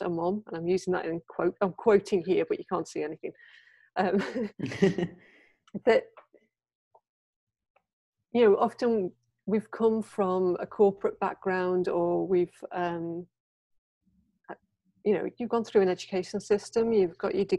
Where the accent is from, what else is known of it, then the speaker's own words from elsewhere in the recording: United Kingdom; moved away as an adult; now in Japan; I'm a Brit. I've been in Japan for over 20 years